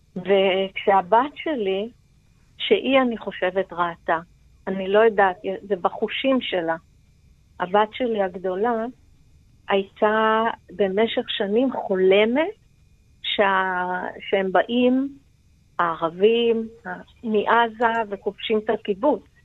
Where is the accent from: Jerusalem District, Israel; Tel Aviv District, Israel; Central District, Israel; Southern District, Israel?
Southern District, Israel; Be'eri; נולדתי בבארי, נולדתי, אה, גדלתי, התחנכתי בבארי